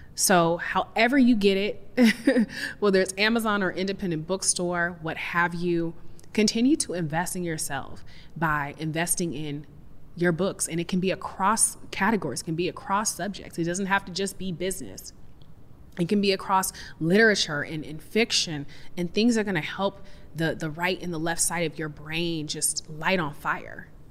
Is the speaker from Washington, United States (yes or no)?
yes; Seattle, Washington, United States; I'm from Seattle, so I definitely grew up in this, like, hippie granola, we compost and recycle